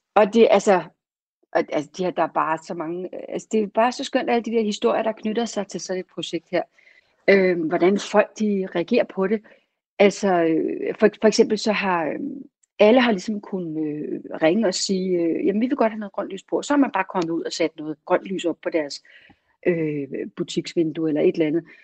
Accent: Copenhagen, Capital Region of Denmark, Denmark; jeg er jo ellers københavner, så jeg bor i København

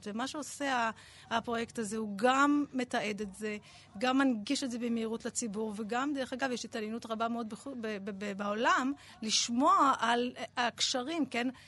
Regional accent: Beit HaGadi, Southern District, Israel; born there; first language ar; ברקע שלי נולדתי במושב בדרום, מושב בית הגדי, וההורים שלי דיברו

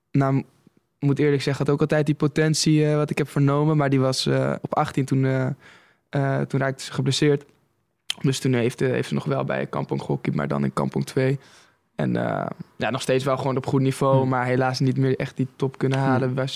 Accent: Oosterwolde, Friesland, Netherlands; moved away; also born or lived in Gouda; waar ik vandaan kom, Oosterwolde

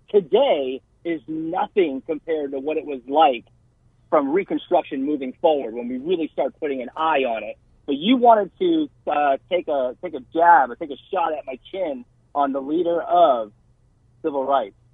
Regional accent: Lexington, Massachusetts, United States; born there; I was born in Lexington, Massachusetts, and as we know, that's where it all

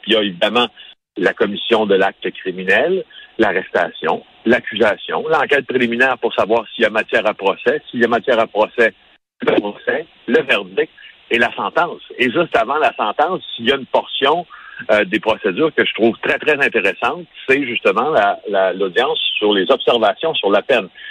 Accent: Abitibi-Témiscamingue, Quebec, Canada; j'ai grandi en Abitibi-Témiscamingue

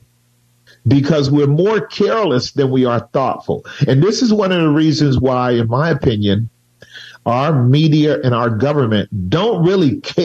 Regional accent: United States; I am American born

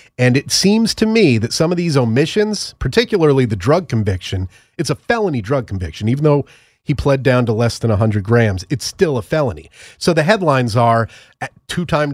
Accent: United States; I'm American

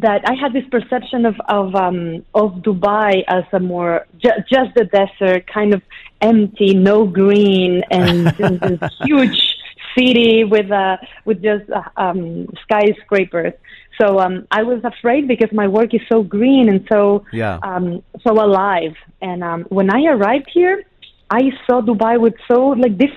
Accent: Ecuador; also born or lived in Chile / United Arab Emirates; now in New York City, United States; yes, I was born in Chile. I grew up in Ecuador.

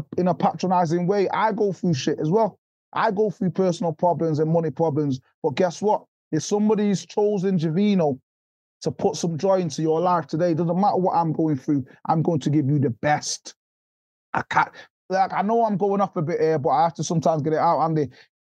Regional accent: Jamaica; moved away; I'm from poverty, brother. I'm from Jamaica. I was born in Jamaica.

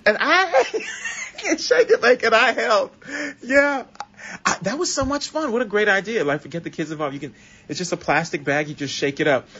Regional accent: Miami, Florida, United States; moved away as an adult; now in New York, United States; growing up in Miami. In Miami, where I grew up

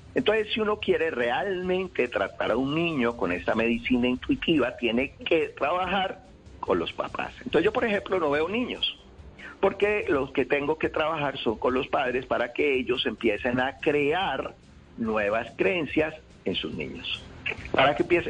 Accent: Cali, Valle del Cauca, Colombia; yo llego a Cali, yo soy de Cali

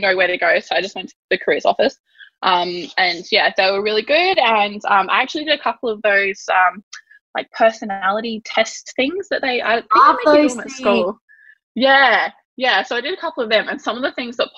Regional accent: Yorke Peninsula, South Australia, Australia; I grew up on the York Peninsula in a little coastal town. It's a fishing town.

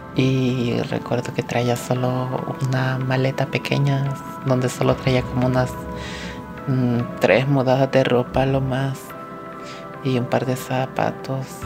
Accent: El Salvador; moved away as an adult; now in United States; estando en mi país

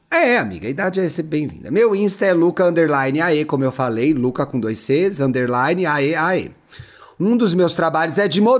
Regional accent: São Paulo, Brazil; now in Ribeirão Preto, Brazil; mas sou de São Paulo, capital.

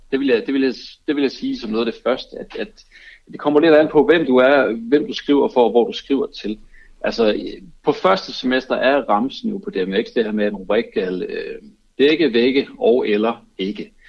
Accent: Aarhus, Central Denmark Region, Denmark; Jeg er også fra Aarhus.

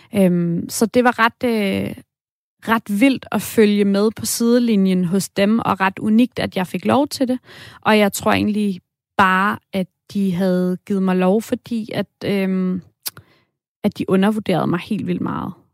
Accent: Denmark; jeg er fra Danmark

